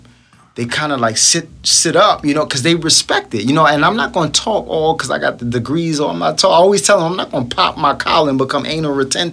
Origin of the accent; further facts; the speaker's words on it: New York City, New York, United States; I'm just from Brooklyn.